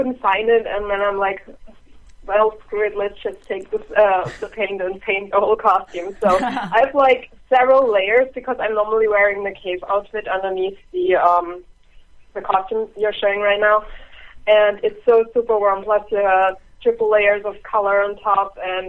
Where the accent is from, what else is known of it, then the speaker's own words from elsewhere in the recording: Germany; now in Ohio, United States; I'm from Germany. I live in Ohio right now.